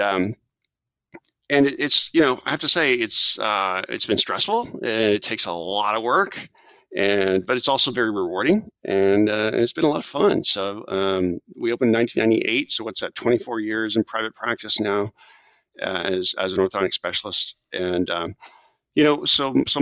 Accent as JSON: {"language": "English", "region": "South Texas", "country": "United States", "tie": "born or raised there", "also_born_or_lived": "Washington, D.C. / Japan / San Antonio", "said": "I'm a native Texan. I grew up in South Texas"}